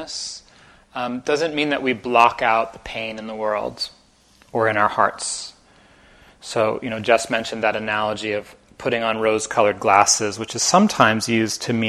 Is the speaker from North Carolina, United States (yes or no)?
no; New Jersey, United States; moved away as an adult; also born or lived in Amherst, Massachusetts; I grew up in Jersey about 3.5 hours south of here in North Jersey.